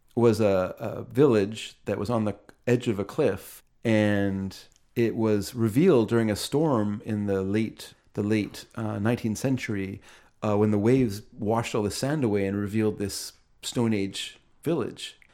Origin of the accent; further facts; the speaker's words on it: Aldergrove, British Columbia, Canada; I come from Aldergrove